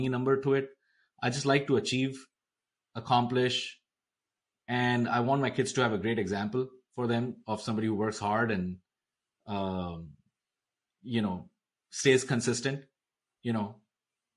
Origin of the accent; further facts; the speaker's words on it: India; moved away; growing up in India, there was a big pressure on education